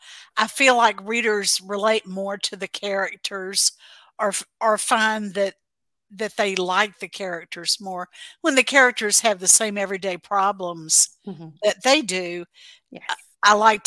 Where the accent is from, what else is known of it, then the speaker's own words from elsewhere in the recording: Mississippi, United States; now in Texas, United States; I'm originally from Mississippi. I grew up in the Mississippi Delta, and I've never lived anywhere but the South.